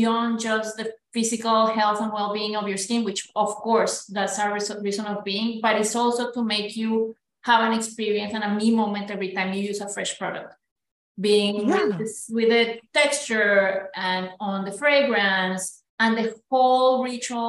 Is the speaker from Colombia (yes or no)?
yes; Colombia; moved away as an adult; also born or lived in Belgium; now in United States; I'm Colombian, born and raised, so proud Latina